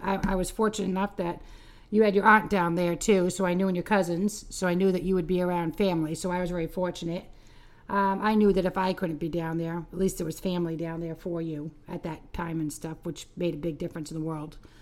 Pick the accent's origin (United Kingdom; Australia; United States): United States; Cape Cod, Massachusetts; growing up on the Cape